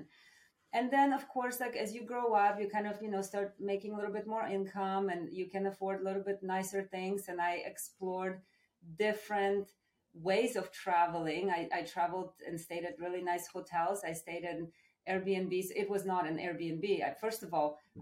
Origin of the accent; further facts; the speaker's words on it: Poland; moved away; I'm from Poland originally.